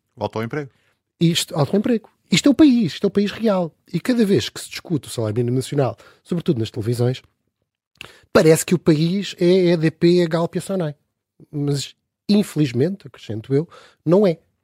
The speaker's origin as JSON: {"language": "Portuguese", "country": "Portugal", "said": "nós, como portugueses"}